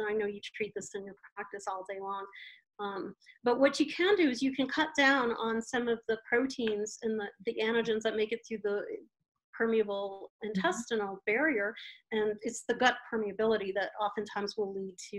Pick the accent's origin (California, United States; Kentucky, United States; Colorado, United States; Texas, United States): Colorado, United States; I'm from Colorado